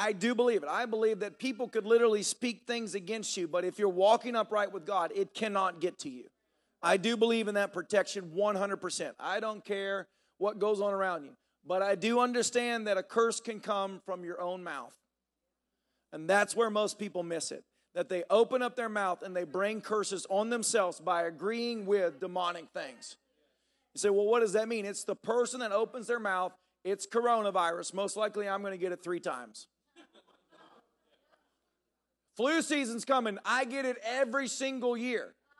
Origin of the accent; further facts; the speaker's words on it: the South, United States; you know, I grew up in the South. I heard the sayings all the time.